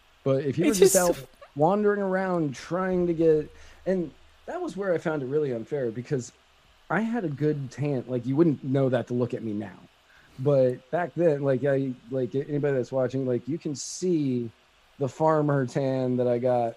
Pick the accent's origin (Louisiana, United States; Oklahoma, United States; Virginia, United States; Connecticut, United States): Virginia, United States; Where I grew up in Virginia